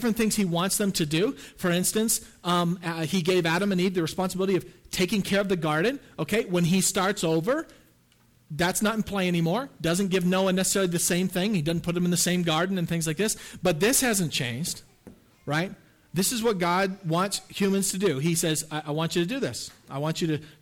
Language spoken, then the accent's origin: English; the Maritimes, Canada; I'm from the Maritimes in Canada, so this is my ancestry